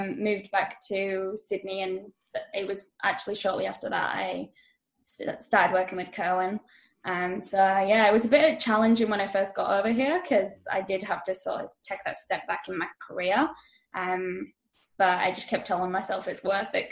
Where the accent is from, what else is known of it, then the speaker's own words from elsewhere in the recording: Leeds, Yorkshire and the Humber, United Kingdom; moved away as an adult; now in Australia; I'm from Leeds in England originally, but I've moved over from there to Australia about 4 years ago.